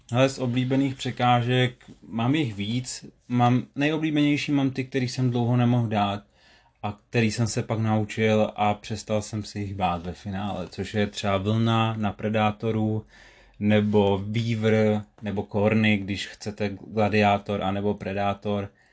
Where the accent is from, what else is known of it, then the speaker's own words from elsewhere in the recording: Sokolov area, Karlovy Vary Region, Czechia; u nás na Sokolovsku